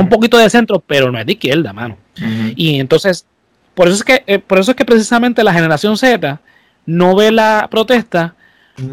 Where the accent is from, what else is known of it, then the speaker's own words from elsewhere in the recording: Puerto Rico; En Puerto Rico, como somos colonia estadounidense